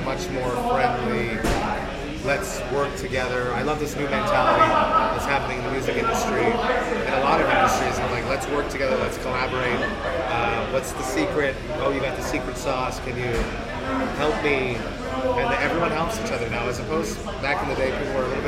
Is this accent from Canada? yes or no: yes; Deux-Montagnes, Quebec, Canada; also born or lived in Montreal; I come from Two Mountains, which is a small city outside of Montreal, and I played in bands there